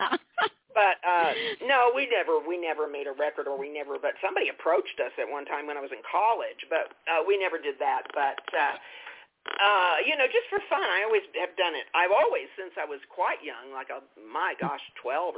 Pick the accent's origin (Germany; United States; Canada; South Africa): United States; Albuquerque, New Mexico; moved away as an adult; also born or lived in San Francisco / Los Angeles; I came from New Mexico, and I moved back here in 2014